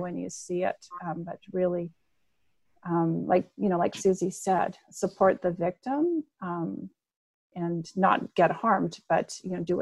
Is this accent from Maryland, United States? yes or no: no; Memphis, Tennessee, United States; moved away as an adult; now in Canada; I grew up in Memphis